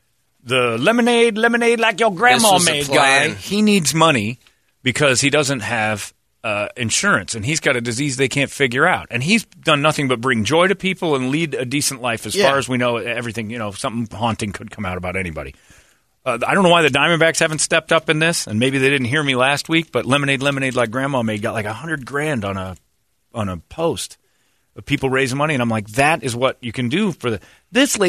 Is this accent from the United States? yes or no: yes; Cleveland, Ohio, United States; Oh, I'm from Cleveland, Ohio, and I'm going to tell you a story.